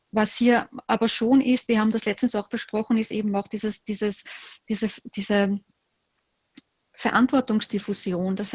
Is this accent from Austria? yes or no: yes; Austria; Und bei uns in Österreich, äh, wo wir ein wahnsinnig hohes Sicherheitsbedürfnis haben.